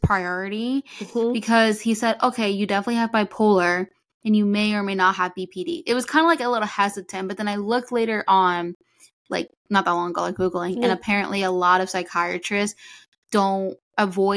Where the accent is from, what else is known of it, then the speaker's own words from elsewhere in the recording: New Jersey, United States; moved away as an adult; now in Florida, United States; I was born and raised in New Jersey, and then I moved to Florida when I started working for Disney